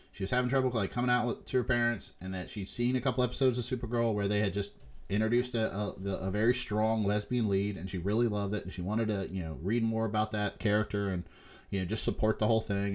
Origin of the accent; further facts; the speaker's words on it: Huntington, West Virginia, United States; moved away; we're from Huntington, West Virginia